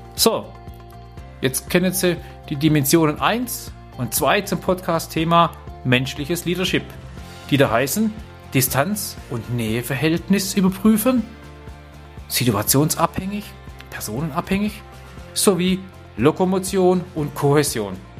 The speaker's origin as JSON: {"language": "German", "area": "Black Forest", "region": "Baden-Württemberg", "country": "Germany", "said": "ich komme ja hier aus dem Schwarzwald"}